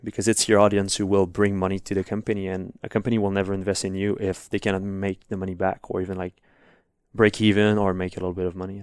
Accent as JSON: {"language": "English", "town": "Montreal", "region": "Quebec", "country": "Canada", "tie": "born or raised there", "first_language": "French", "second_language": "English", "said": "I was really bad in English first at school. We learned English, but I didn't really care because I was, like, in Montreal"}